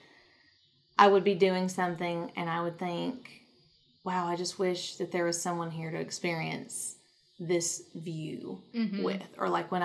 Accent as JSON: {"language": "English", "region": "the South", "country": "United States", "said": "in the South, we do not have subways"}